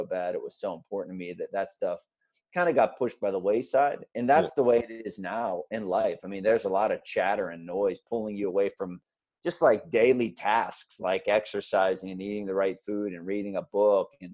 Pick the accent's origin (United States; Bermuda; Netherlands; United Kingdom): United States; Pennsylvania; I'm from Pennsylvania and Penn State is a big deal here.